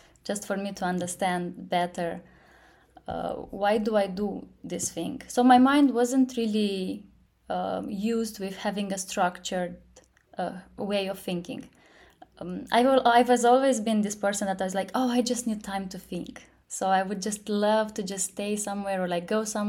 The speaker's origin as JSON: {"language": "English", "country": "Moldova", "also_born_or_lived": "London / Silicon Valley", "said": "I'm from Moldova. I'm currently based in Moldova."}